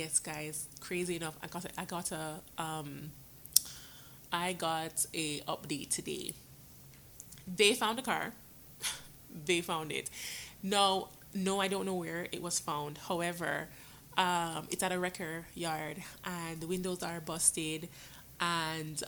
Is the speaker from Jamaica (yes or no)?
yes; Jamaica; also born or lived in New York, United States; now in United States; I was born in New York, but when I was born, I was sent to Jamaica to live with my dad and my grandmother. My dad eventually came up, and I came up with him, but then I went back down again to live down there with my grandmother, and that's when I went to school